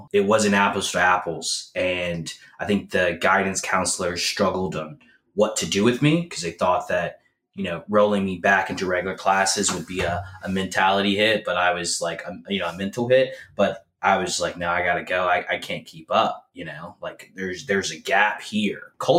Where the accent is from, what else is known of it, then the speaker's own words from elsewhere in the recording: Memphis, Tennessee, United States; moved away; also born or lived in St. Louis, Missouri; I grew up in Memphis, Tennessee.